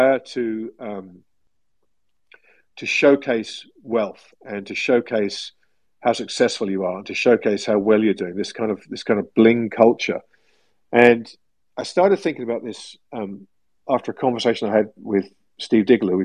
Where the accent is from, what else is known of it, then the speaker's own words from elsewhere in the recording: England, United Kingdom; growing up in England as I did